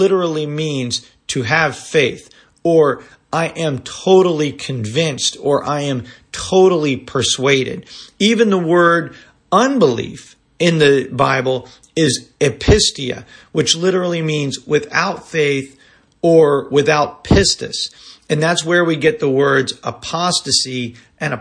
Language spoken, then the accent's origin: English; Tampa, Florida, United States; moved away as an adult; also born or lived in Atlanta, Georgia; my hometown in Tampa